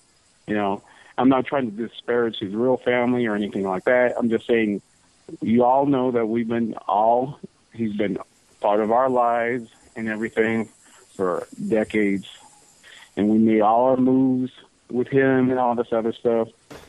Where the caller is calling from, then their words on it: California, United States; Southern California.